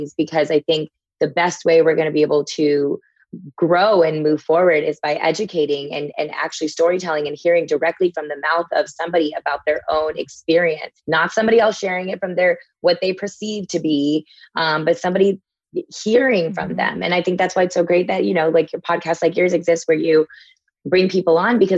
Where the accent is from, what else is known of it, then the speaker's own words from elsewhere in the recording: Texas, United States; as a kid growing up in Texas